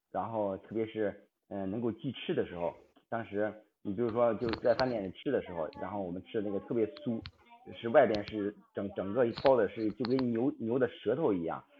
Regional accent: Hebei, China; 我是河北

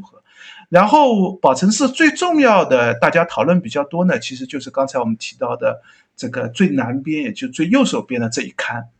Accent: Hangzhou, Zhejiang, China; 作为一个杭州人

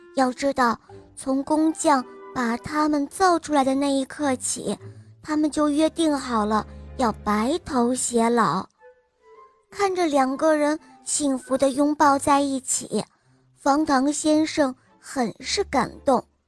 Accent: Shenyang, Liaoning, China; 我来自沈阳，我今年五岁了。

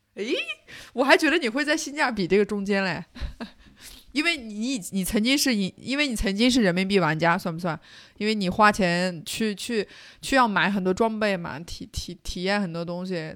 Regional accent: Xinjiang, China; 我作为一个新疆人

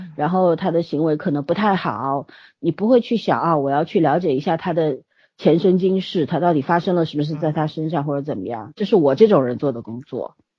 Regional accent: China; 作为中国人来说，对文学是不陌生的

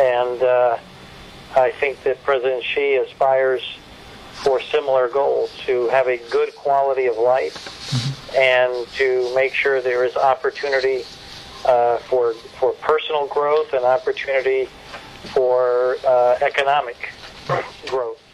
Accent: United States

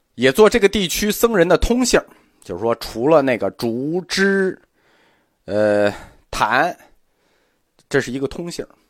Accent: China; 我们中国人

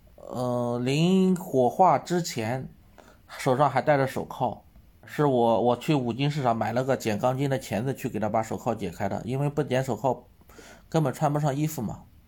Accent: Shandong, China; moved away as an adult; also born or lived in Taizhou, Jiangsu; now in Sihanoukville, Cambodia; 我老家是山东的，我当时是在江苏太州上班

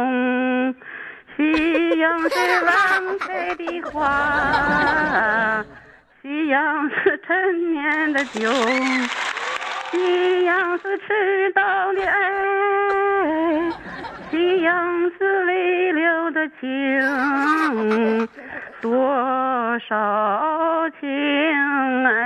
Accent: Dalian, Liaoning, China; 俺大连人是就是衣衣服都淤了

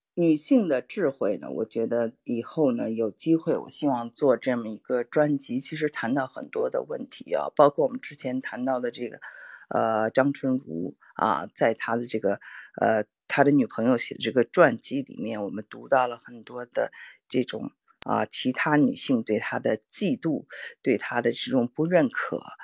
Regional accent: Beijing, China; accent: Beijing; moved away; 我们从中国长大的人

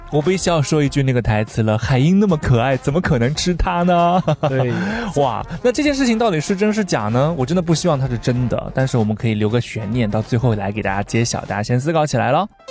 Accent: China; 我们中国人到哪儿都要喝热水的吗？

